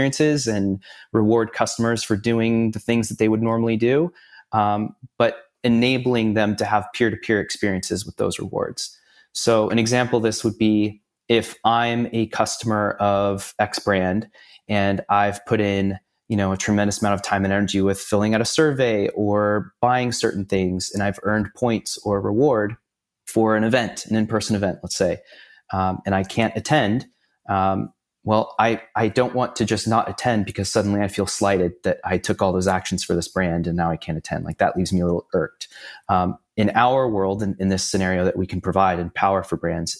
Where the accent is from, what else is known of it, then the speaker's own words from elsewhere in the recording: San Diego, California, United States; also born or lived in Los Angeles; now in Orange County, United States; Originally from San Diego, born and raised